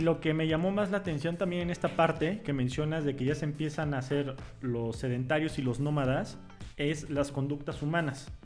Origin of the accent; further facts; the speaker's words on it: Mexico; nosotros somos mexicanos